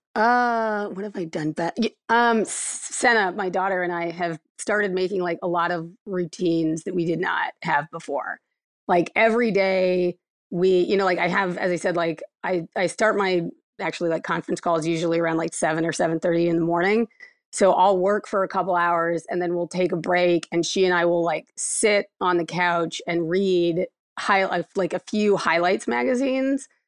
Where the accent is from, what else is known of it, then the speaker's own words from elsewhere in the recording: Akron, Ohio, United States; moved away; I'm from Akron, Ohio originally